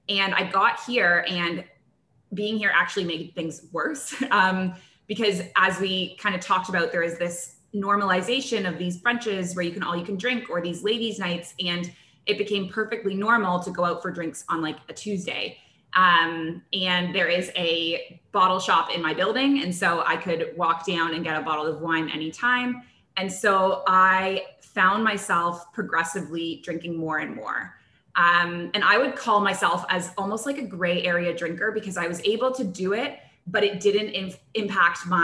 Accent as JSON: {"language": "English", "country": "Canada", "tie": "born or raised there", "also_born_or_lived": "Kuwait", "moved": "as an adult", "lives_now": "Abu Dhabi, United Arab Emirates", "said": "I grew up in Canada"}